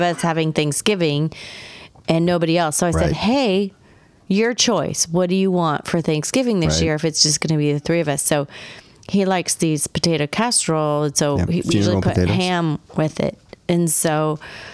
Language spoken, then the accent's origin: English; Texas, United States; I grew up in Texas